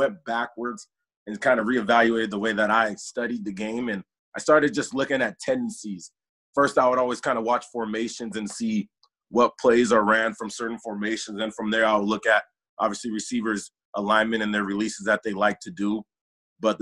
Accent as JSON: {"language": "English", "town": "Chino", "region": "California", "country": "United States", "tie": "born or raised there", "said": "Grew up in Chino, California"}